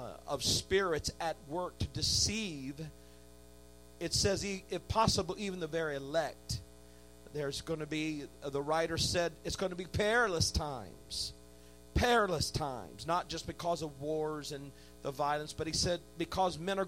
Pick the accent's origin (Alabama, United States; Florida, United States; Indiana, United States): Indiana, United States; I grew up in a great church in Indiana